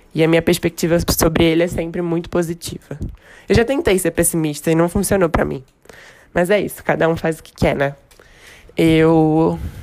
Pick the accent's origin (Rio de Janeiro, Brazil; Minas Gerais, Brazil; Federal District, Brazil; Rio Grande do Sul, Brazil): Rio de Janeiro, Brazil; accent: carioca; moved away as an adult; now in São Paulo, Brazil; Eu sou carioca, não sei se já deu para perceber pelo sotaque, e moro em São Paulo desde o início desse ano.